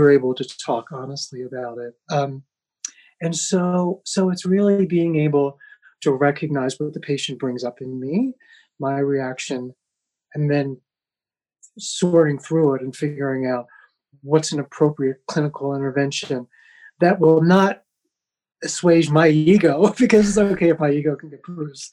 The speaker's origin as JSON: {"language": "English", "country": "United States", "tie": "born or raised there", "also_born_or_lived": "Amsterdam", "moved": "as an adult", "said": "as a white privileged male growing up in America"}